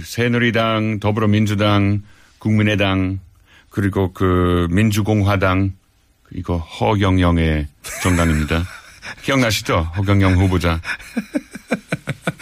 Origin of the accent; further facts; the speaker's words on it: Australia; Korean is a second language; moved away as an adult; also born or lived in Netherlands; now in South Korea; 제가 네덜란드에서 태어났고 호주에서 자랐어요. 그리고 15년 동안 계속 한국에서 살아왔고